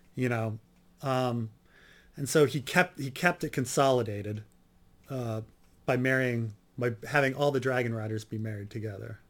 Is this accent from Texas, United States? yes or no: no; New Jersey, United States; I grew up in Jersey